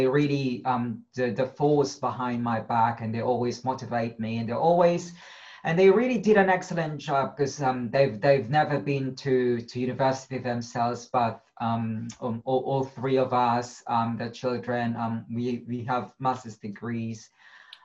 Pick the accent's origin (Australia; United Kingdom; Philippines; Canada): Philippines; moved away; I grew up in the slum in the Philippines.